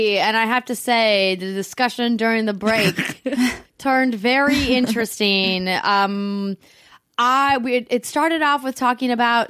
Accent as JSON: {"language": "English", "region": "North Dakota", "country": "United States", "tie": "born or raised there", "moved": "yes", "said": "Like, where I grew up in North Dakota, there's no ramen."}